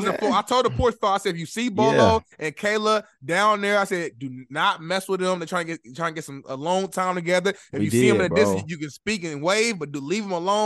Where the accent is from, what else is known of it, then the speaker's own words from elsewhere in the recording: Chicago, Illinois, United States; I'm from Chicago, you feel me?